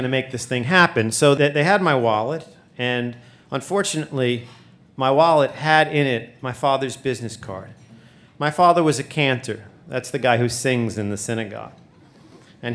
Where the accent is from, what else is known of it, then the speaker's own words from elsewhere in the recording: New York City, New York, United States; I grew up in Brooklyn